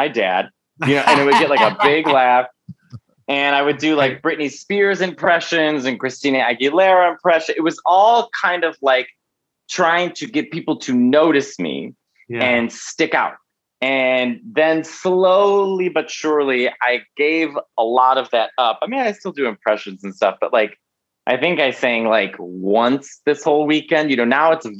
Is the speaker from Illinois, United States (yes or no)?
yes; Chicago, Illinois, United States; moved away as an adult; now in New York City, United States; I'm born and raised in Chicago.